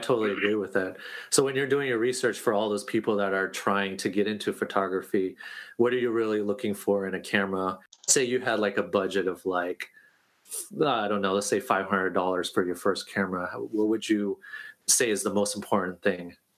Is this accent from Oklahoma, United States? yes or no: no; Oregon, United States; now in New York, United States; moved oh, yeah. to New York, my my viewpoint was different uh, coming from Oregon